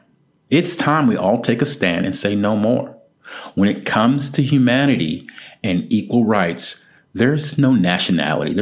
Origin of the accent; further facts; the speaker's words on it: United States; I'm American.